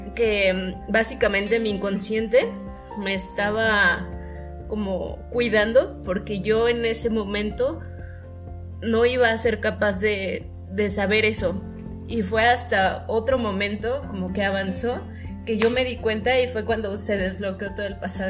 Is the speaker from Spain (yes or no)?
no; Mexico; nosotros como mexicanos tenemos un idioma muy distinto a otros españoles